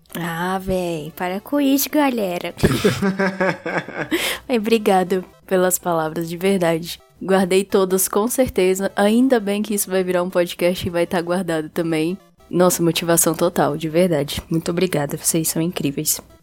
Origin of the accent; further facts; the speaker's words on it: Brasília, Federal District, Brazil; Eu sou aqui de Brasília